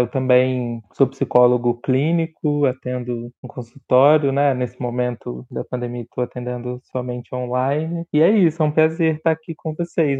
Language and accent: Portuguese; Juiz de Fora, Minas Gerais, Brazil; moved away as an adult; also born or lived in Rio de Janeiro; eu sou de Juiz de Fora, da periferia de Juiz de Fora, e com 18 anos eu fui para o Rio para fazer faculdade